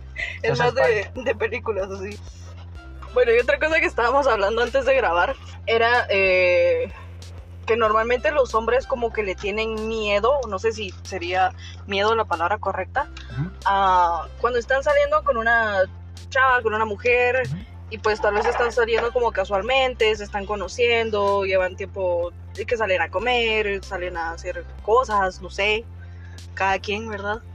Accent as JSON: {"language": "Spanish", "country": "Guatemala", "said": "somos de Guatemala"}